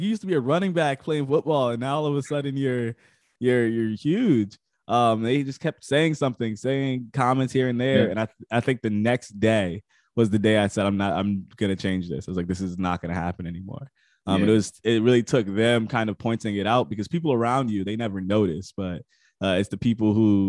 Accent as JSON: {"language": "English", "region": "Connecticut", "country": "United States", "said": "I'm from Connecticut, East Coast."}